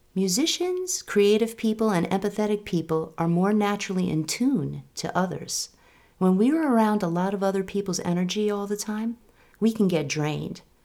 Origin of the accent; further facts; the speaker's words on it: New York, United States; now in Sudbury, United States; I live outside Boston with my family, and I'm originally from New York